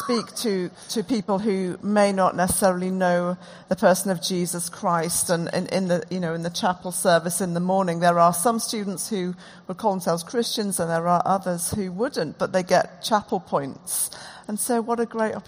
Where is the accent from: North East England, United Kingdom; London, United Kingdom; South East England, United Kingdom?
North East England, United Kingdom; Durham; now in Oxford, United Kingdom; We live in Oxford. I grew up in Durham